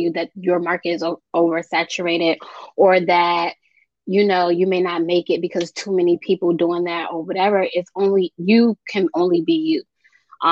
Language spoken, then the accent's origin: English; United States; I was born here in America, but my parents are from both some Sierra Leone, West Africa, and they came to the country over 50 years ago